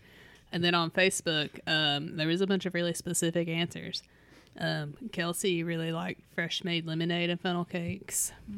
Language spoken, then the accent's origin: English; London, Kentucky, United States; the world famous chicken festival in London, Kentucky, because that's my hometown fair.